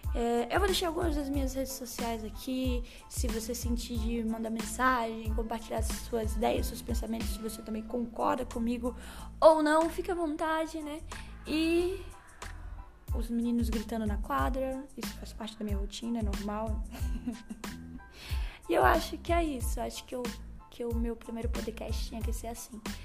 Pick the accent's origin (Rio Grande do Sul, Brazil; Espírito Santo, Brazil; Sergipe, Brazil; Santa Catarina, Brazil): Sergipe, Brazil; Estância; accent: nordestino; Sou sergipana, por isso esse sotaque nordestino aqui. É, especificamente estanciana, uma cidadezinha do interior aqui de Sergipe.